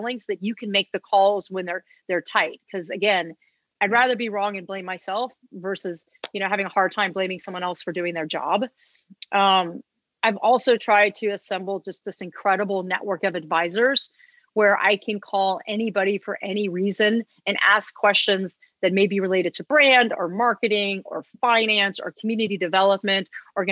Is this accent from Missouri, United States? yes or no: no; Los Angeles, California, United States; I'm a born and raised Los Angelian. I actually live about a half a mile from where I grew up